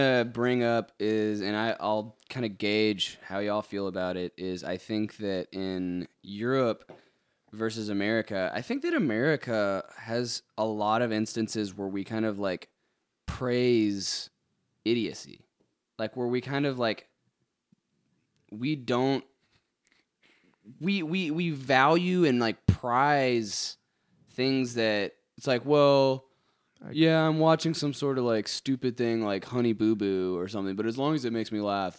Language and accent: English; United States; Being American